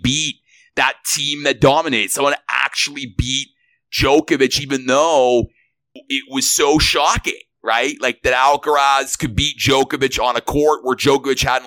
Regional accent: Toronto, Ontario, Canada; I'm from Toronto

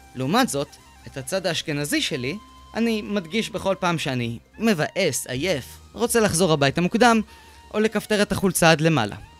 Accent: Beersheba, Southern District, Israel; also born or lived in kibbutzim; גדלתי בבאר שבע, אבל למדתי שמונה שנים בקיבוצים

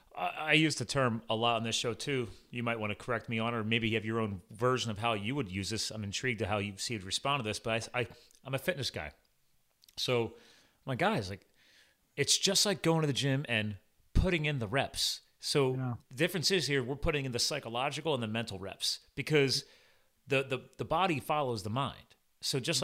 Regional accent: East Coast, United States; I'm from the East Coast

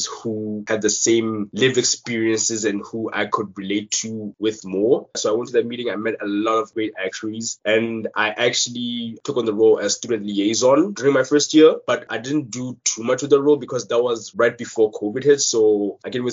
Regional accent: Gaborone, South-East District, Botswana; moved away as an adult; now in Canada; I was born and raised in Botswana, in the capital city of Gaborone.

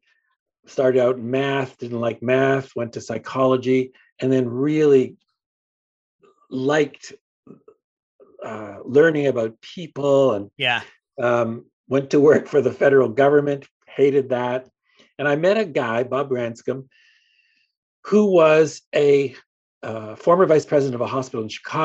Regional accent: Hamilton, Ontario, Canada; moved away as an adult; also born or lived in Los Angeles; Born and raised in Hamilton, Ontario, Canada

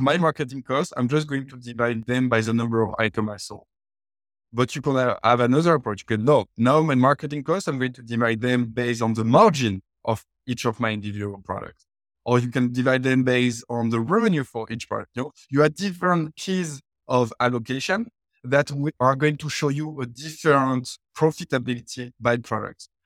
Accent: France; born and raised in France. In in case of some of you didn't pick it up from the accent

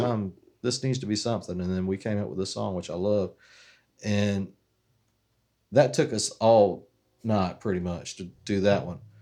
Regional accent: Waycross, Georgia, United States; we're from Waycross

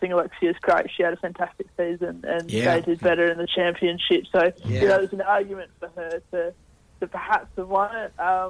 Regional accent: Australia; It's a tough one to wrap your head around, especially as an Australian

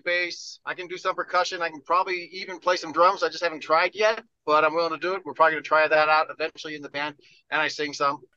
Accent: Montana, United States; now in Denver, United States; I'm originally from Montana. I've lived in Denver for a long time

